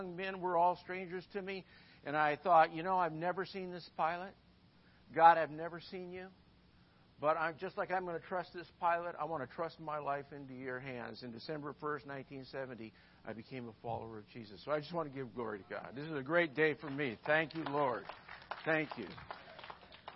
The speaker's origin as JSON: {"language": "English", "region": "Midwest", "country": "United States", "moved": "yes", "said": "I'm from the Midwest"}